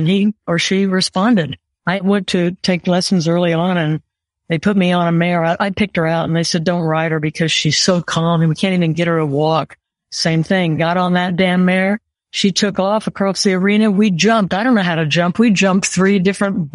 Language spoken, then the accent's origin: English; Oklahoma, United States; moved away as an adult; I was raised in Oklahoma and I couldn't wait to see it in my rearview mirror. And I left home when I was about 18